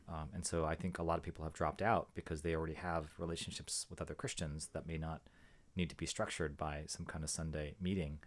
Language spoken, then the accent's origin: English; San Jose, California, United States; also born or lived in Boston / Atlanta; we grew up in San Jose. My, my parents moved to San Jose